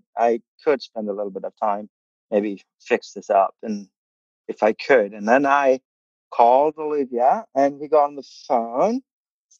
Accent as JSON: {"language": "English", "region": "Kerala", "country": "India", "tie": "born or raised there", "also_born_or_lived": "Oklahoma, United States", "first_language": "Malayalam", "second_language": "English", "moved": "as an adult", "lives_now": "Bartlesville, United States", "said": "I come from India. I grew up in India, southern India"}